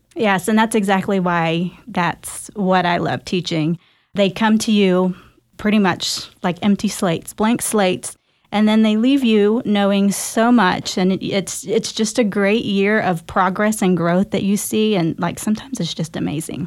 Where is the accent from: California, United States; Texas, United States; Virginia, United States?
Texas, United States; Garland; also born or lived in Dallas, Texas; I am a Filipino American born here in Dallas, Texas, and raised right down the road in Garland.